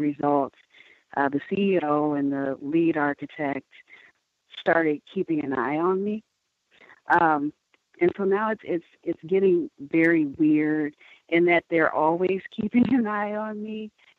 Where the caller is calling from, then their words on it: Milwaukee, Wisconsin, United States; I'm calling from Milwaukee.